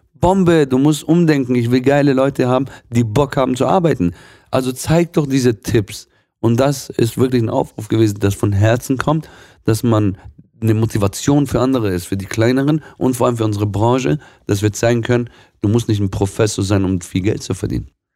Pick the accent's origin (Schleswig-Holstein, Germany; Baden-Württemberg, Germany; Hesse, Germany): Baden-Württemberg, Germany; Swabia; gebürtiger Schwabe, meine, ursprünglich aus dem Libanon